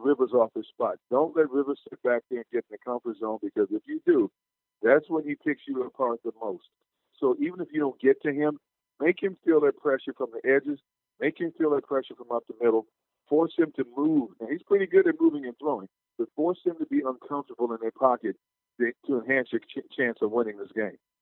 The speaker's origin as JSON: {"language": "English", "region": "Wisconsin", "country": "United States"}